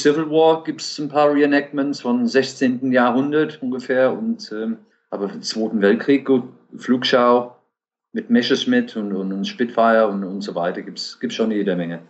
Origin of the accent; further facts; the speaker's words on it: Lake District, North West England, United Kingdom; German is a second language; moved away as an adult; now in Germany; Ich komme natürlich ursprünglich aus, äh, aus England, aus dem Lake District, äh, wohne seit 27 Jahren in Deutschland